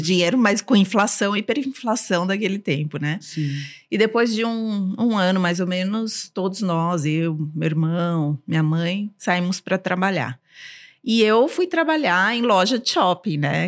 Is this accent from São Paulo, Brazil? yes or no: yes; São Paulo, Brazil; first language Armenian; Portuguese is a second language; e eu cresci na comunidade armênia aqui em São Paulo